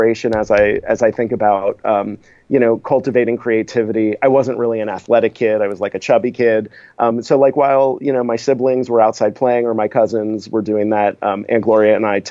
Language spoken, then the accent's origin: English; South Florida, United States; I grew up in South Florida